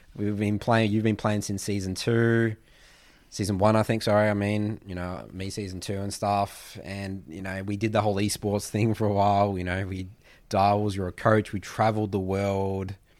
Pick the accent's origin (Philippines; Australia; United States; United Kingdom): Australia; Melbourne, Victoria; we're from Melbourne